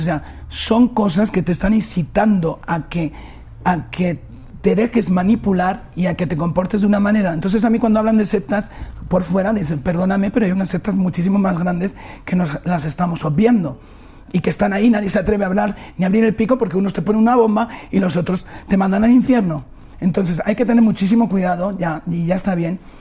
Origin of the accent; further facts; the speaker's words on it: Spain; moved away; nosotros en España